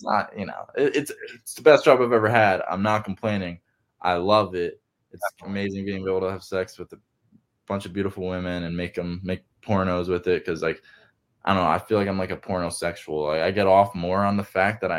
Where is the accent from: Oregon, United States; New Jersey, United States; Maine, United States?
New Jersey, United States; I grew up in the Appalachian Mountains in New Jersey